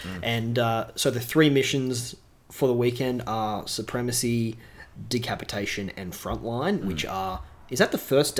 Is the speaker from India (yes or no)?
no; Newcastle, New South Wales, Australia; now in Melbourne, Australia; I am from Newcastle myself, so as a New South Welshman, I am and a Novocastrian through and through.